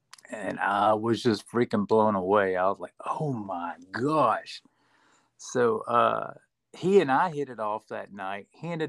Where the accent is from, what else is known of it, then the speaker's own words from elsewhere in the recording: Beaumont, Texas, United States; moved away as an adult; also born or lived in Atlanta; I'm born and raised in Texas, around the Beaumont, Texas area.